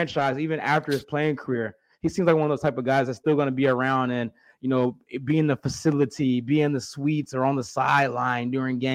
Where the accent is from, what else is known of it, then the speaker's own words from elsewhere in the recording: Kansas City, Missouri, United States; growing up in Kansas City my entire life